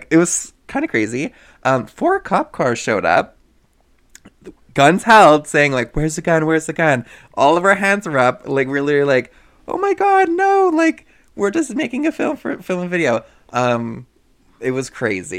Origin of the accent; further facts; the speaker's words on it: Stettler, Alberta, Canada; moved away; my hometown of Stettler